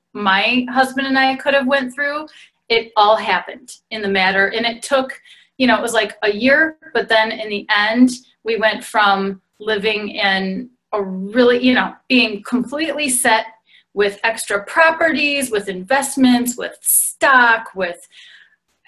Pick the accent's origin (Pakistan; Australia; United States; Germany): United States; Detroit, Michigan; I am from Detroit